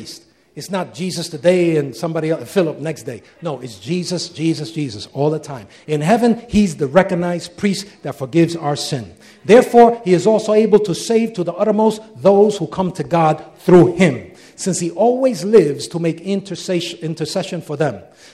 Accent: United States; Wherever we go, we're Americans, right? Isn't that true? Anywhere in the world, I can show that I'm an American.

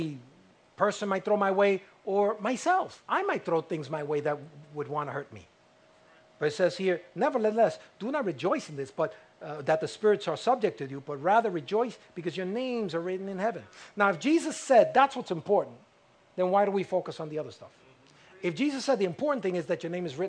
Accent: United States; I'm an American

